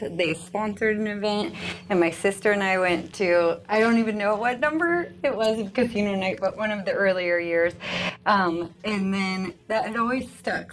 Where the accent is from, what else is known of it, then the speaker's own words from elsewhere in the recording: Lenexa, Kansas, United States; moved away as an adult; now in Manhattan, Kansas, United States; I come from Kansas City originally, so Lenexa, Kansas